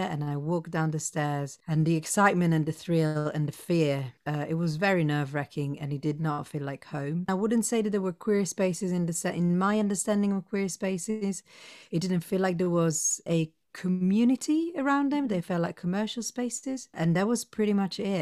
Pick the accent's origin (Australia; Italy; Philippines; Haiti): Italy; Rome, Lazio; moved away as an adult; now in Brighton, United Kingdom; I was born in Rome in 1982, which feels like a century and a half ago, in the Jewish community.